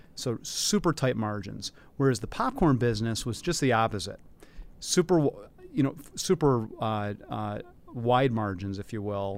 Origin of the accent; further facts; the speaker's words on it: Detroit, Michigan, United States; moved away as an adult; also born or lived in New York / Philadelphia; now in Chicago, United States; I grew up in the Detroit area